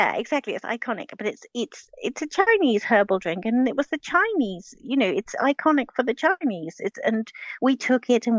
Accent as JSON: {"language": "English", "country": "United Kingdom"}